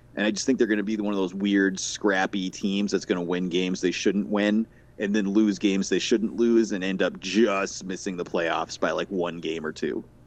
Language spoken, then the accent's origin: English; Boston, Massachusetts, United States; I'm from the Boston, New England area